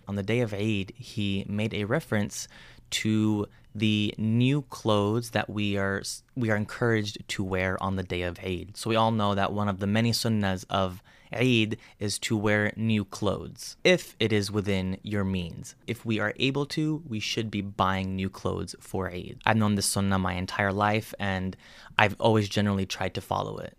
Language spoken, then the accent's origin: English; United States; someone like me who was born and raised in the States